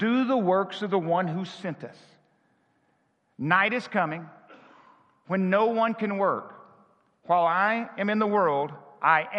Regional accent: Arkansas, United States; I was born in Arkansas in a town of 400

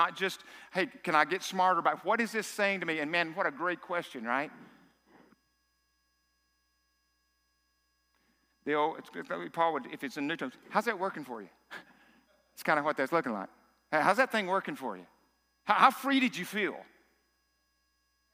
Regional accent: South Arkansas, United States; I'm from South Arkansas.

